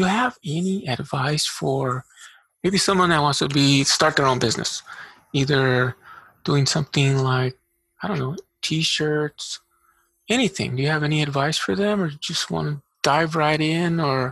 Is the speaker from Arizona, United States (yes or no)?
yes; Eloy, Arizona, United States; also born or lived in Casa Grande, Arizona; now in Tucson, United States; I grew up in Eloy, so I know that area very well